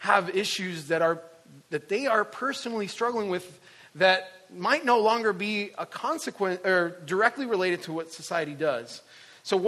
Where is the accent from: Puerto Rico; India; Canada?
Puerto Rico; moved away; I'm originally from Puerto Rico